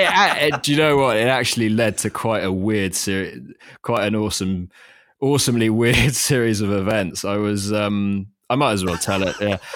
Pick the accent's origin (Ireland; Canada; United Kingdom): United Kingdom; London; moved away as an adult; also born or lived in Thailand; I was working in London, and I grew up in London